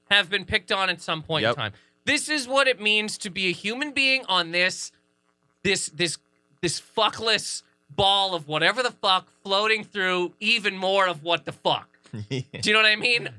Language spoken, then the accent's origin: English; Canada; I'm from Canada